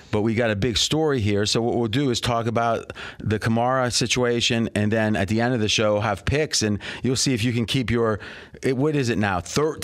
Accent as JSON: {"language": "English", "town": "Pittsburgh", "region": "Pennsylvania", "country": "United States", "accent": "Pittsburgh hillbilly", "said": "my accent is probably the opposite. It's a little Pittsburgh hillbilly."}